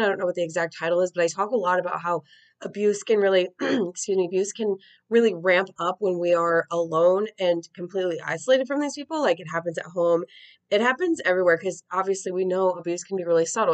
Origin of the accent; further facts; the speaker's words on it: United States; as an American who's I'm like in my 30s